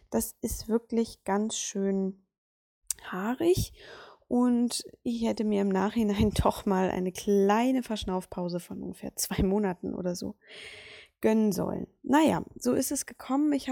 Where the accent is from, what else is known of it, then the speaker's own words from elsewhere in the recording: Berlin, Germany; born there; ich bin 1991 in Berlin geboren, mittlerweile 29 Jahre alt